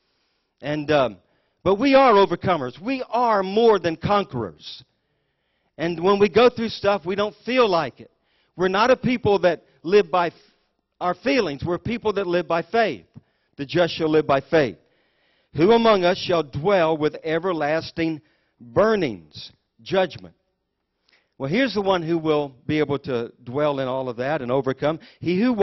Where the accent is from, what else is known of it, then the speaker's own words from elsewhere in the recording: United States; I was born in the United States of America